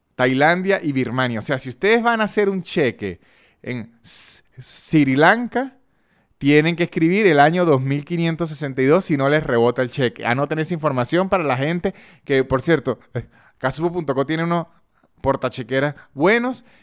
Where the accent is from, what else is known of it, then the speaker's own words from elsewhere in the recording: San Cristóbal, Táchira, Venezuela; accent: San Cristóbal; yo tengo todavía el acento de San Cristóbal